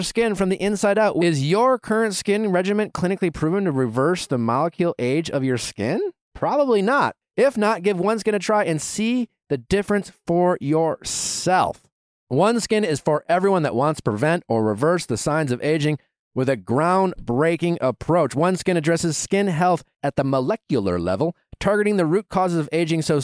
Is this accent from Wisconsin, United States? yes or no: yes; Wisconsin, United States; I'm just like some schlup from fucking Wisconsin